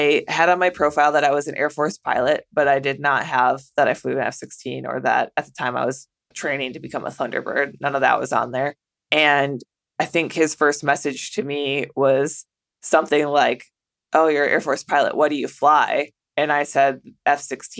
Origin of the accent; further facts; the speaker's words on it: a small town in the Midwest, United States; moved away as an adult; also born or lived in Las Vegas / Japan; when you're from a small town in the Midwest